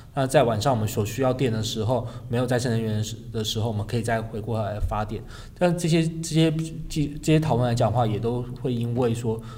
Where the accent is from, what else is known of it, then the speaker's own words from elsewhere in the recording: Kaohsiung, Taiwan; 因为我自己是高雄人